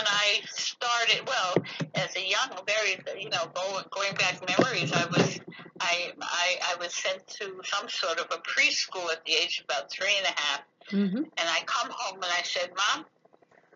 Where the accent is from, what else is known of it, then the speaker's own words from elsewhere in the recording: Long Island, New York, United States; moved away as an adult; now in Jerusalem, Israel; my early life was mostly on Long Island in a very affluent suburban area